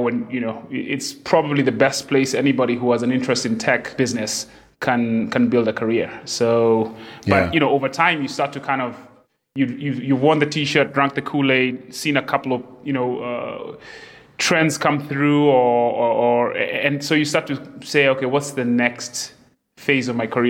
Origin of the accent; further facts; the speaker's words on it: Nairobi, Kenya; also born or lived in Silicon Valley, United States; Right. Born and raised in Nairobi.